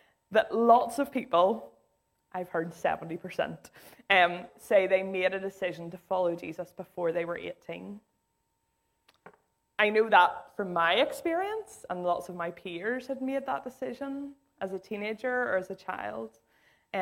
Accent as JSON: {"language": "English", "town": "Islandmagee", "region": "Northern Ireland", "country": "United Kingdom", "tie": "born or raised there", "said": "I grew up in Isla Magee."}